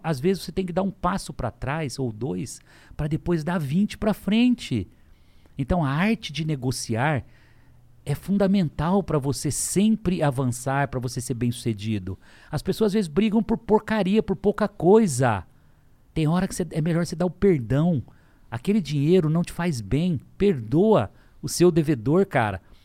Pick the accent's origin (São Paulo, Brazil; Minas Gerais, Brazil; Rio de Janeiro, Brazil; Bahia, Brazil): São Paulo, Brazil; Lins; also born or lived in São José do Rio Preto; eu vendia coxinha, que é verdade em Lins, com 12 anos de idade